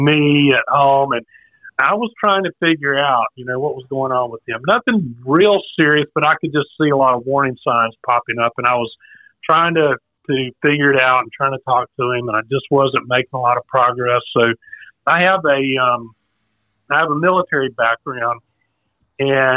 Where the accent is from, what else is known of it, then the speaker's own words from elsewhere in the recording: South Carolina, United States; now in Raleigh, United States; I'm from South Carolina originally